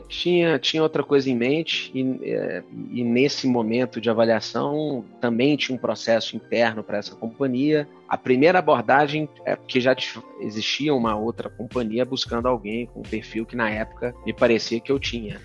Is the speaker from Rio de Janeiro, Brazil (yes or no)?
no; Belo Horizonte, Minas Gerais, Brazil; moved away as an adult; also born or lived in Curitiba / São Paulo; Para sair de Belo Horizonte e ir para Curitiba e São Paulo. E foi assim que, que eu saí ali da, da, da, minha terra natal lá.